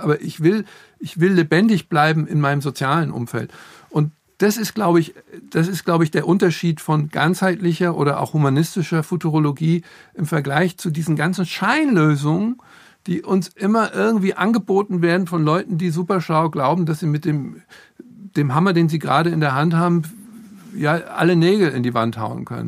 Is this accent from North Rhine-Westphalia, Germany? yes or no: no; Frankfurt, Hesse, Germany; ich komme aus Frankfurt